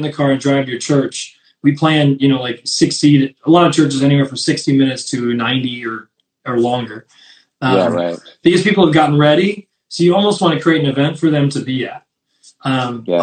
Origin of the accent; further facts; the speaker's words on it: northern New York, United States; moved away as an adult; also born or lived in Poconos, Pennsylvania / Columbus, Ohio; now in Philadelphia, United States; Originally, I grew up in northern New York